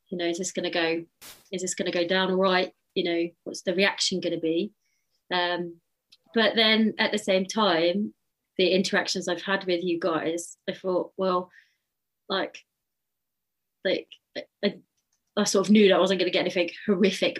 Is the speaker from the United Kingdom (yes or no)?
yes; United Kingdom; as British people